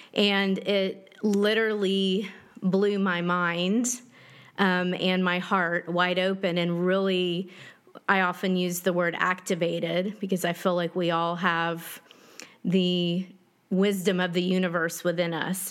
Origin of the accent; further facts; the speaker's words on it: Dallas, Texas, United States; I grew up in Dallas, Texas